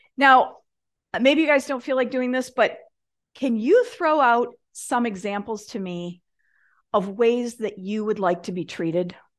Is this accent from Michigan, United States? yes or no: yes; Michigan, United States; I grew up in Michigan